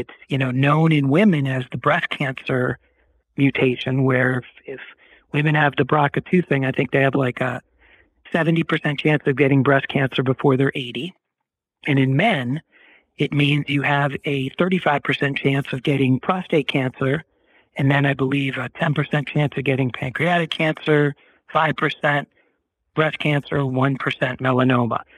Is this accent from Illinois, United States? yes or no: no; Boston, Massachusetts, United States; moved away as an adult; also born or lived in Durham, North Carolina / New York; now in Los Angeles, United States; I grew up in Boston